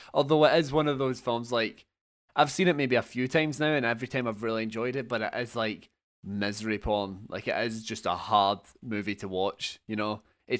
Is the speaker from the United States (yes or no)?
no; Scotland, United Kingdom; I do love it, but no, because I'm Scottish.